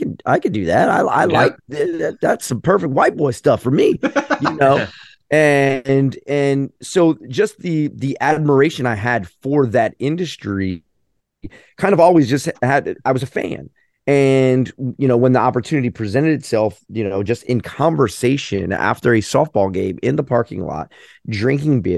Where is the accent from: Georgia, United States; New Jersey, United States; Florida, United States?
Florida, United States; St. Petersburg; growing up in St. Pete